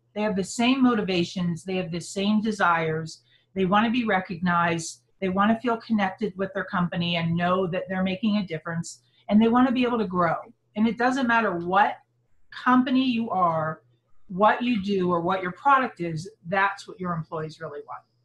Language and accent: English; Pittsburgh, Pennsylvania, United States; moved away as an adult; now in Salt Lake City, United States; I was brought up on the East Coast in Pittsburgh, Pennsylvania